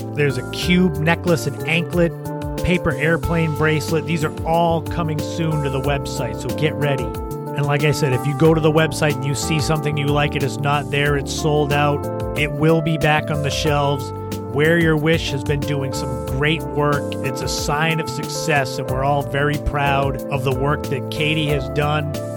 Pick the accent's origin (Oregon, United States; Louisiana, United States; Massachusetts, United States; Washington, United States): Massachusetts, United States; Cape Cod; growing up on the Cape, obviously, I spent lots of time at the beaches